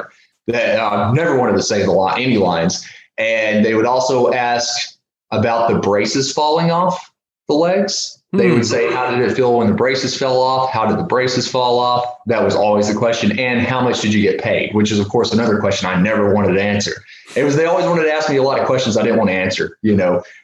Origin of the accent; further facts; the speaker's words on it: Mississippi, United States; moved away as an adult; now in Portland, United States; when I was in Mississippi, and a lot of people knew who I was there, especially in my hometown